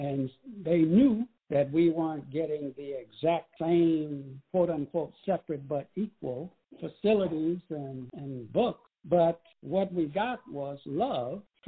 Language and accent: English; Alexandria, Louisiana, United States; I was born in 1942 in Alexandria, Louisiana